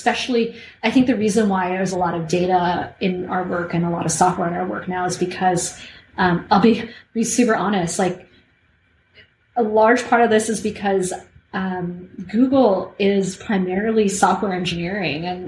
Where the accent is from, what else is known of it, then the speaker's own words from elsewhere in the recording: Canada; I'm Canadian